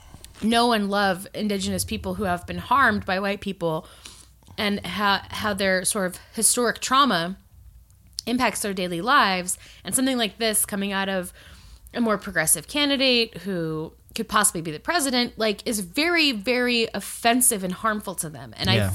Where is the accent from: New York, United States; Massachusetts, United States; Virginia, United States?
Virginia, United States; I grew up